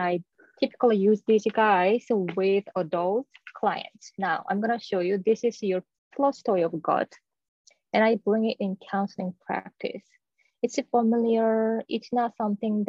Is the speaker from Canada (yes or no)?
no; South Korea; moved away; I was born and raised in South Korea